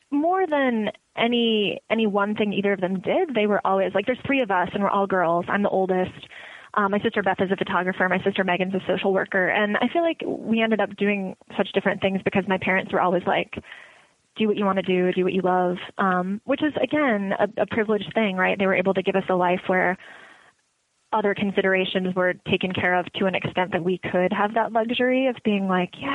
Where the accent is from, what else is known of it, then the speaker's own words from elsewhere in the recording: Woodridge, Illinois, United States; Like I grew up in Woodridge, Illinois, and there were very few woods and no discernible ridge.